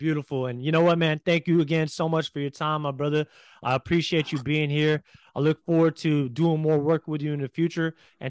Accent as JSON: {"language": "English", "town": "San Francisco", "region": "California", "country": "United States", "moved": "as an adult", "lives_now": "Hawaii, United States", "said": "I'm originally from San Francisco, but I moved to Hawaii about almost 6 months ago now, and I love it here."}